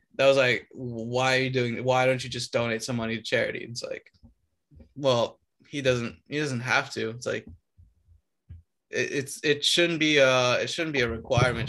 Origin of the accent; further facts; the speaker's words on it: Romania; moved away; I come from Romania